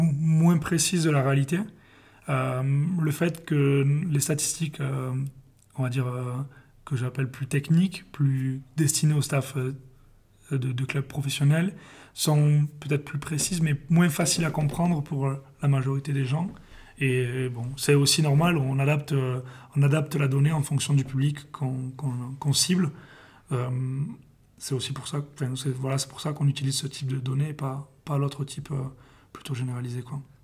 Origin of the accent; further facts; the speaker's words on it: Perpignan, Occitania, France; moved away; je suis originaire de Perpignan